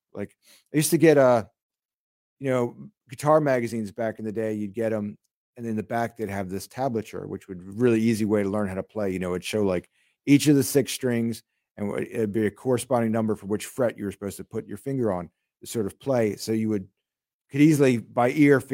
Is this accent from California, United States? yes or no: no; Newark, Delaware, United States; also born or lived in Long Island, New York; I moved down to Delaware, and then I grew up down there